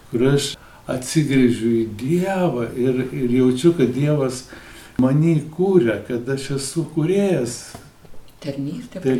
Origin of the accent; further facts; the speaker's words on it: Lithuania; Mes lietuviai gal mažai apie tai galvojame